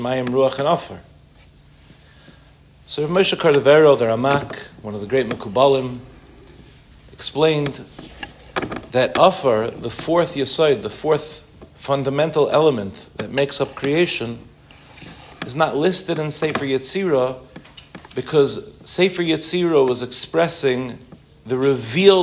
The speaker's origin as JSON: {"language": "English", "area": "Harborview, Five Towns", "region": "New York", "country": "United States", "tie": "born or raised there", "moved": "yes", "lives_now": "Israel", "said": "I grew up 5 minutes from here in a place called Harborview"}